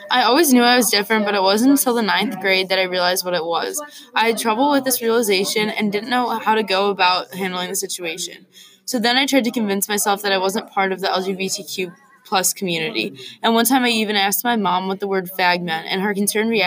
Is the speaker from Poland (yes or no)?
no; Los Angeles, California, United States; I am 25 years old and I grew up in Los Angeles and I've lived there all my life.